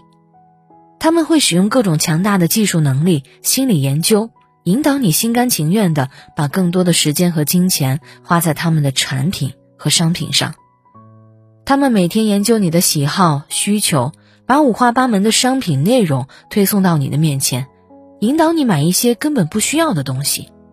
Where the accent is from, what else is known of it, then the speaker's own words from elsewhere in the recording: a small city in Shandong, China; moved away as an adult; now in Beijing, China; 像我这样一个来自山东小城普通家庭的孩子